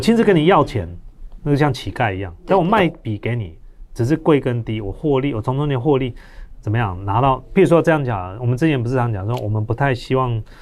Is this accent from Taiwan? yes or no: yes; Taiwan; 我们台湾人捐钱